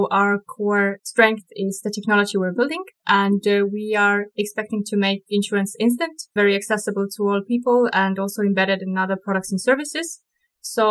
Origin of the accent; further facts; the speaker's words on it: Estonia; We're from Estonia